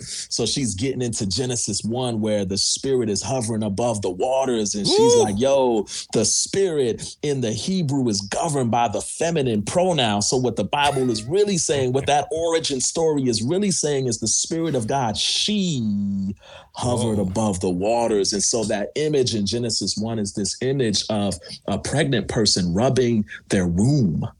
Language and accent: English; New York, United States; now in Pasadena, United States; I'm from New York